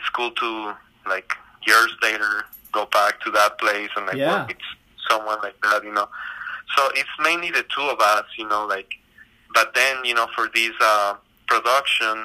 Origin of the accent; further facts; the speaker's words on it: Ecuador; moved away; I grew up in South America. You know, in Ecuador